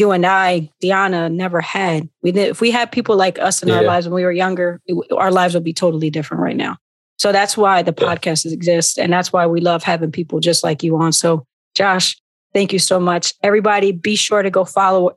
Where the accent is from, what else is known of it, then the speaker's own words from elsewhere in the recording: Philadelphia, Pennsylvania, United States; I'm from North Philly as well